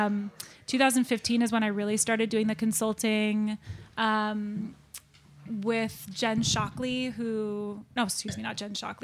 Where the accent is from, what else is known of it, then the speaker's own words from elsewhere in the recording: Santa Rosa, California, United States; also born or lived in San Francisco / Sonoma; I grew up most of my life there